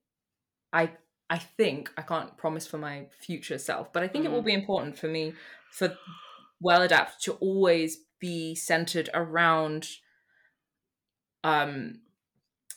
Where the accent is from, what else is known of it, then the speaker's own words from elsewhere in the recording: United Kingdom; I'm British and that's where I am right now.